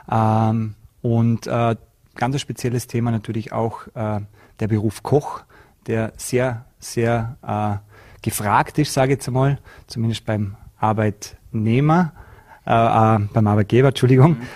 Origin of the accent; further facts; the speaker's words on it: Austria; da bei uns in Österreich der Warenkorb für die Inflation auch gastronomieanteilig höher ist als in manchen anderen Ländern.